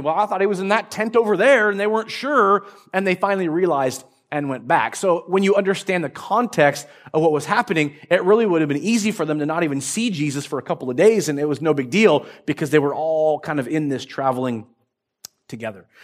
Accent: Marysville, United States; I grew up in Marysville, uh, up in the, the north part of Marysville

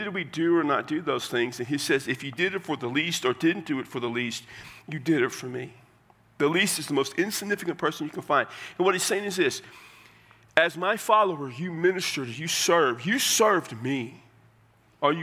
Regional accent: Texas, United States; I'm from Texas

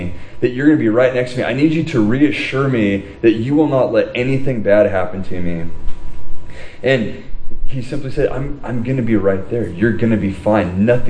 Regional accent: Huntington Beach, California, United States; I grew up in Huntington Beach

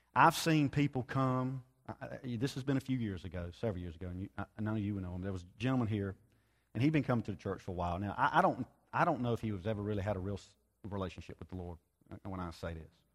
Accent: United States

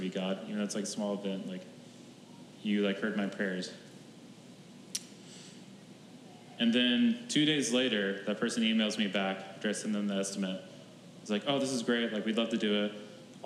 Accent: Oklahoma, United States; moved away; my hometown in Oklahoma

